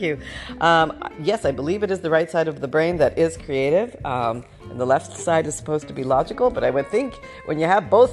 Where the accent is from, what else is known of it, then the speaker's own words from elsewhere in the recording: Canada; I was born in Canada right when we were going through the changeover.